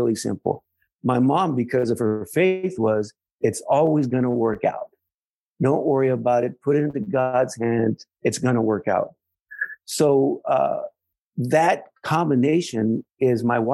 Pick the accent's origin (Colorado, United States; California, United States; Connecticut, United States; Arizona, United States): California, United States; San Jose; I grew up in East San Jose, a working class family